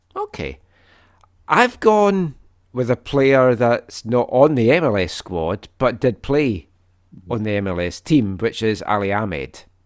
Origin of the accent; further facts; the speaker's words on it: Scotland, United Kingdom; moved away; I'm Scottish